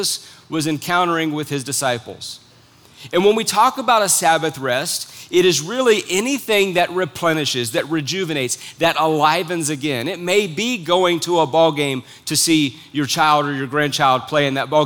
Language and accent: English; United States; as an American citizen